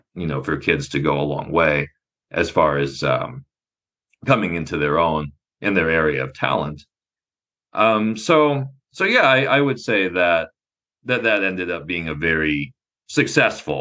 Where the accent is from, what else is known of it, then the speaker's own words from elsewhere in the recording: Nebraska, United States; I grew up in Nebraska